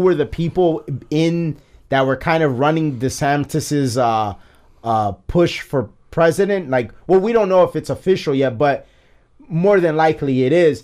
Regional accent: United States; as an American

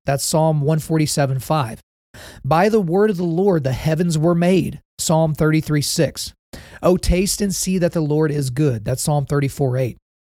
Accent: Oklahoma, United States; I grew up in the South, right? So Oklahoma's kind of weird because it's not really considered the South

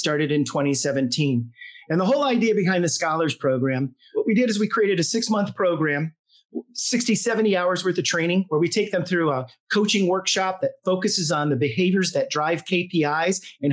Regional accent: Charleston, South Carolina, United States; I'm from Charleston, South Carolina

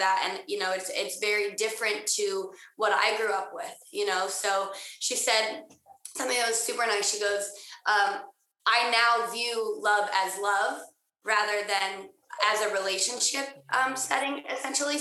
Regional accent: Utah, United States; I grew up in Utah

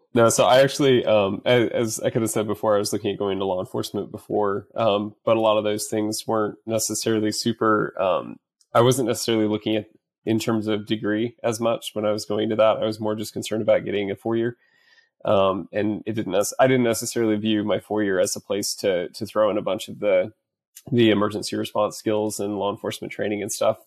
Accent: central Iowa, United States; moved away as an adult; now in Dallas, United States; I currently live in Dallas, Texas, originally from central Iowa

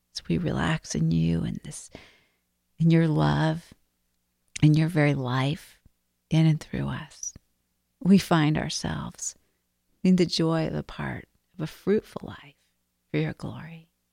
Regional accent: Arizona, United States; moved away; I grew up in Arizona.

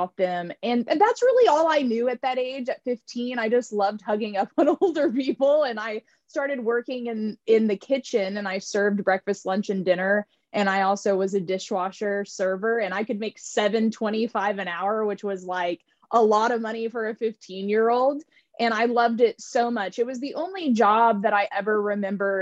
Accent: Tulsa, Oklahoma, United States; moved away; also born or lived in California; I grew up in Tulsa, Oklahoma

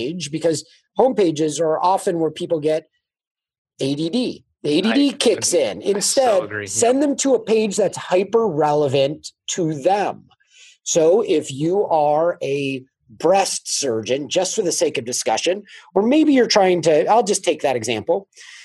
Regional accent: California, United States; I grew up in California

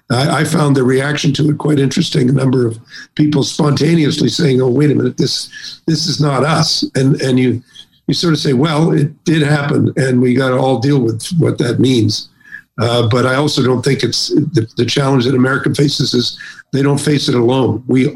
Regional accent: Canada; And I'm a Canadian, I'm listening to this, and I say, well, you know, what about us?

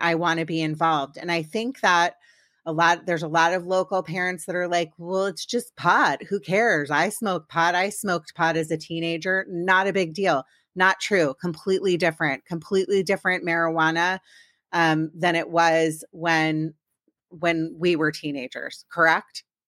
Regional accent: Maryland, United States; now in Los Angeles area, United States; I'm from Maryland, and I still say I'm from DC

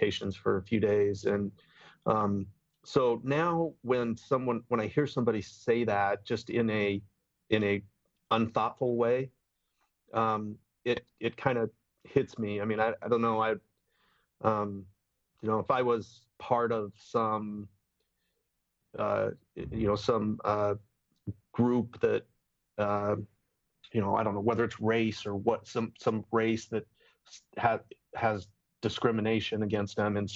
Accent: Bountiful, Utah, United States; now in Gilbert, United States; I grew up in Bountiful, Utah

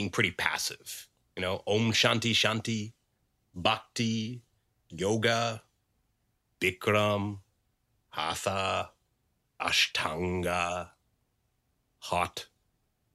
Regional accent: Dartmouth, Nova Scotia, Canada; when I was growing up in Dartmouth

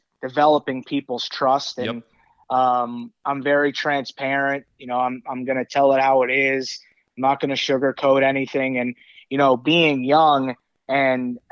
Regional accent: New York, United States; moved away; growing up in New York

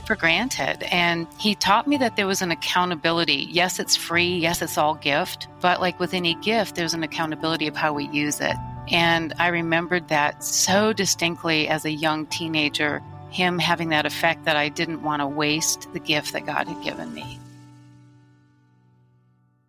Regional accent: Michigan, United States; I was born and raised in Michigan

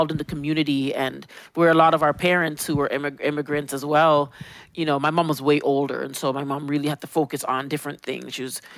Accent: Toronto, Ontario, Canada; I was coming from Jane Finch

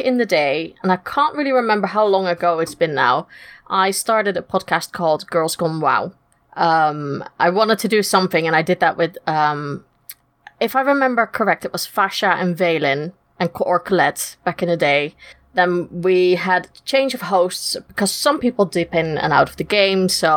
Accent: Netherlands; moved away as an adult; now in United Kingdom; I'm originally from Holland, as you can't tell from the funny accent, but I've been living in the UK now for the last 10 years

